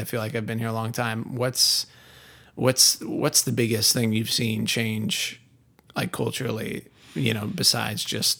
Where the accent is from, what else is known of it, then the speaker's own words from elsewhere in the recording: New England, United States; And to me, I grew up in New England, so I it's a very, I mean, there's obviously people know very different cultures between New England and the South.